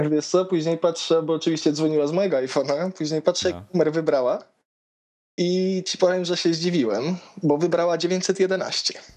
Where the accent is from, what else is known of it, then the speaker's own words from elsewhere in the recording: Toruń, Kuyavian-Pomeranian Voivodeship, Poland; jestem z Torunia